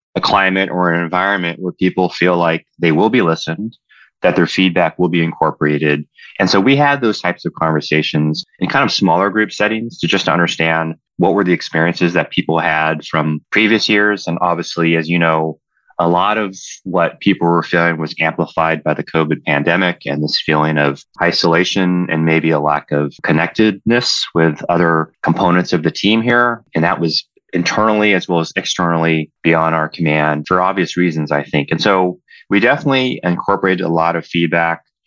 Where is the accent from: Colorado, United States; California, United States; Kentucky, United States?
California, United States; Southern; as a young child growing up in, ball place places, Southern California